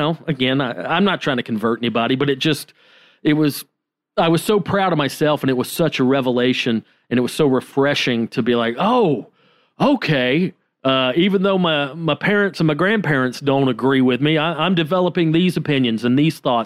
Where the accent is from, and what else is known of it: Georgia, United States; born or raised there; moved away as an adult